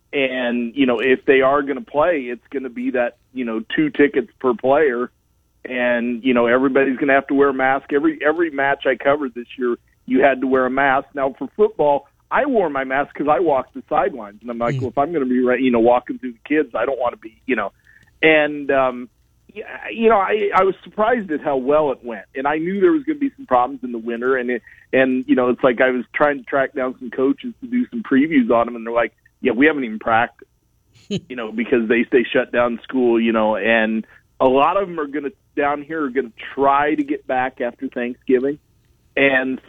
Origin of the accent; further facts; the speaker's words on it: Fort Madison, Iowa, United States; Fort Madison, which is my hometown